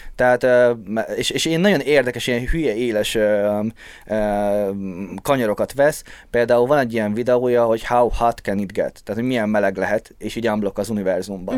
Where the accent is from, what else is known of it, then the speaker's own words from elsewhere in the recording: Békéscsaba, Békés, Hungary; moved away; ahol laktam, Csabám, azon belül is békésen, ott olyan helyen laktunk, ahol sokáig nem volt normális internet.